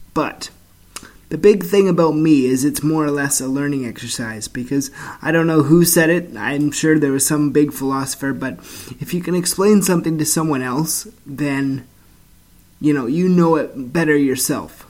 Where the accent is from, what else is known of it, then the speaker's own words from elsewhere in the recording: Canada; I'm from Canada